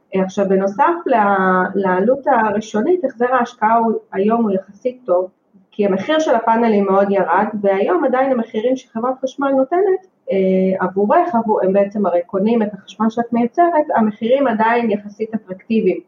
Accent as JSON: {"language": "Hebrew", "town": "Haifa", "region": "Haifa District", "country": "Israel", "tie": "born or raised there", "said": "תמיד בעצם גדלתי בחיפה וגדלתי ליד הים"}